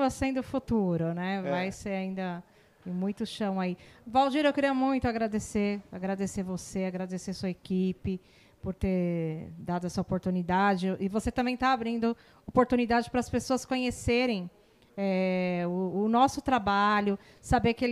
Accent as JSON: {"language": "Portuguese", "region": "São Paulo", "country": "Brazil", "lives_now": "Barueri, Brazil", "said": "eu é, não sou aqui de Alphaville, eu sou de São Paulo."}